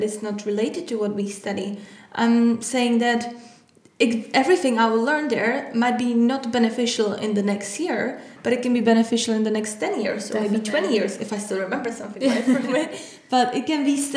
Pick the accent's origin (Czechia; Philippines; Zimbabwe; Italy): Czechia; moved away as an adult; now in London, United Kingdom; I come from the Czech Republic. I came to London to study at the university.